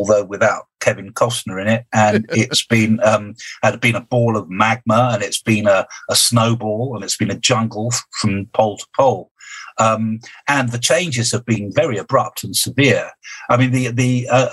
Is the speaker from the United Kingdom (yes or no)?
yes; United Kingdom; I'm a Brit.